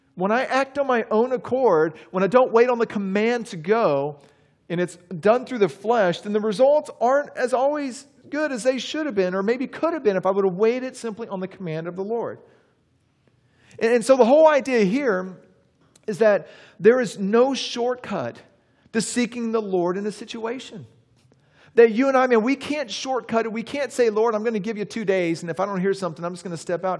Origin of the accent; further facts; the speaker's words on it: Texas, United States; also born or lived in Charlotte, North Carolina; now in Saint Augustine, United States; growing up in Texas